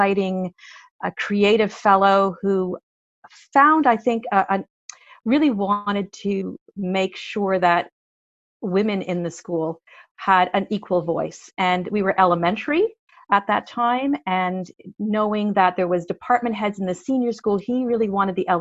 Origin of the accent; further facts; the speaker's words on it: Montreal, Quebec, Canada; I was born and brought up in Montreal